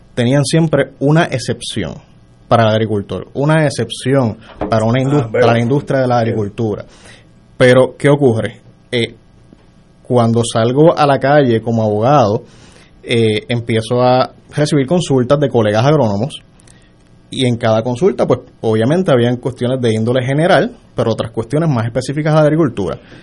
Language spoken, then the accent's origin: Spanish; Mayagüez, Puerto Rico; Yo soy de Mayagüez original.